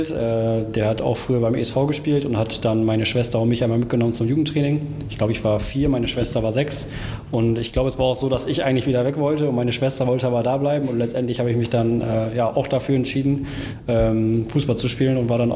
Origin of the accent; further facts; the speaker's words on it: Wilhelmshaven, Lower Saxony, Germany; Äh, auch gebürtiger Wilhelmshavener, hier geboren und aufgewachsen und auch 24 Jahre alt.